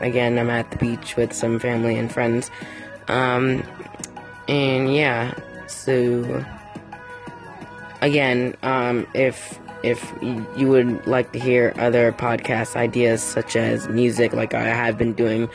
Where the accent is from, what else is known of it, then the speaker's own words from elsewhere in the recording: New York, United States; I'm from New York